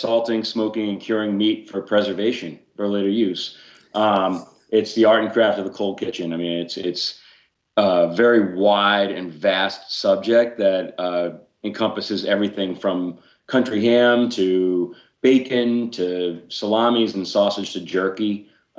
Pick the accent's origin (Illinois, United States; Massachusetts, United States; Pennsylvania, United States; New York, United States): Massachusetts, United States; outside of Boston; I grew up in Boston, outside of Boston, Massachusetts, really